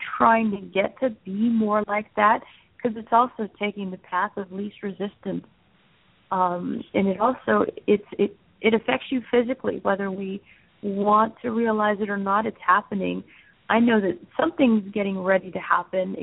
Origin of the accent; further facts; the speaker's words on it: Southwest, United States; moved away; I'm also originally from the Southwest